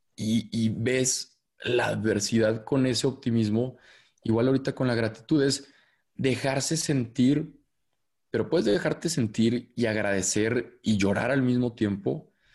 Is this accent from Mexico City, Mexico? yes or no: no; Torreón, Coahuila, Mexico; moved away as an adult; also born or lived in Monterrey; Soy de Torreón, Coahuila, que es una ciudad acá en el norte